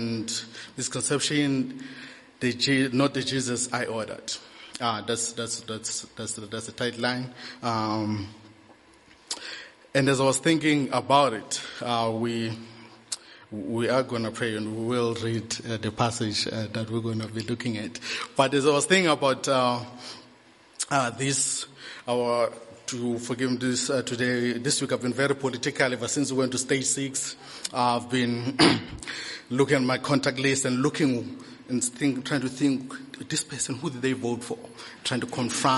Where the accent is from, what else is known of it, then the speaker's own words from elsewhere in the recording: Eastern Cape, South Africa; I'm a Xhosa from the Eastern Cape